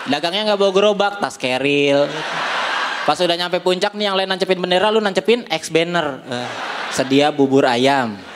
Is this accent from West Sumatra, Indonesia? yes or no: no; Bogor, West Java, Indonesia; Coba kalau mainnya di kampung gue di Bogor.